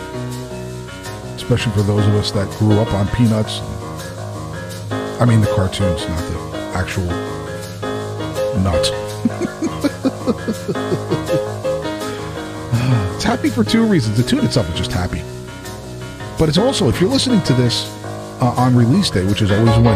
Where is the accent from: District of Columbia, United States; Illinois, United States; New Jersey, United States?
New Jersey, United States; Kearny; My hometown, Kearney High School